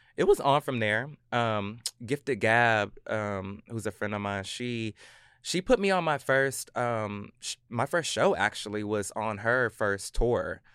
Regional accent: Clarksville, Tennessee, United States; also born or lived in Virginia / Germany / Hawaii; Clarksville, Tennessee

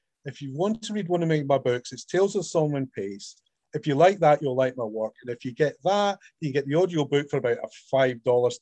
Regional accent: Scotland, United Kingdom; me being Scottish

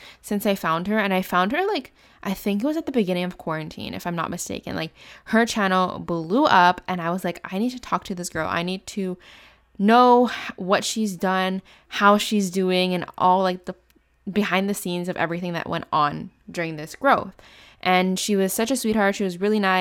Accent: Canada; I'm from Canada

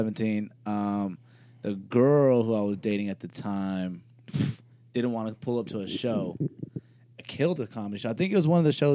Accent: Albuquerque, New Mexico, United States; I'm originally from Albuquerque, New Mexico.

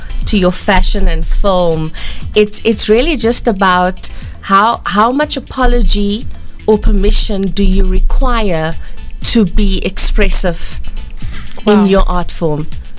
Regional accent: Cape Town, Western Cape, South Africa; moved away as an adult; now in Johannesburg, South Africa; I was born on the Cape Flats. I was born to a really good family.

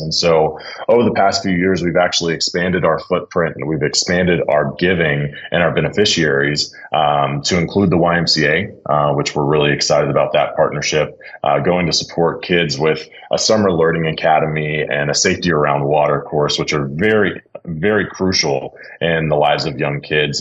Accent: Dallas, Texas, United States; I grew up in Dallas, born and raised

